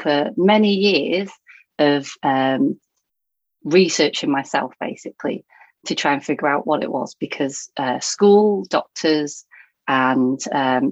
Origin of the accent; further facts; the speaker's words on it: Thornton, North West England, United Kingdom; now in Baldock, United Kingdom; I grew up up north in Lancashire near Blackpool. So most people have heard of Blackpool, but I came from a small town called Thornton.